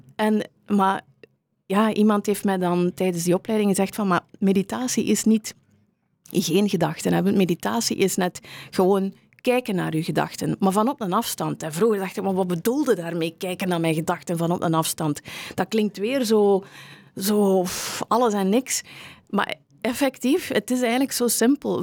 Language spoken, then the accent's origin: Dutch; Meulebeke, Flanders, Belgium; moved away; also born or lived in Kortrijk; ik ben oorspronkelijk van Meulebeke, die wereldstad uh, in West-Vlaanderen